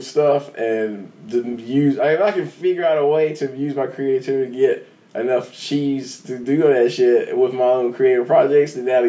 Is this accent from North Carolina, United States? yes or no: yes; North Carolina, United States; Yeah, I live here the whole time, like Mevin.